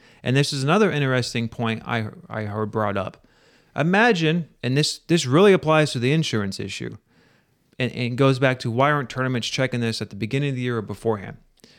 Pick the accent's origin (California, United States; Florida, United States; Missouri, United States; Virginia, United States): Missouri, United States; moved away; I'm originally from Missouri.